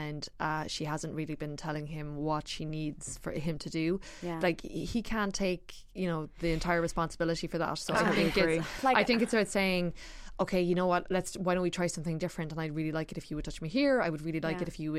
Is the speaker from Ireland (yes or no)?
yes; Ireland; also born or lived in New York; as Irish people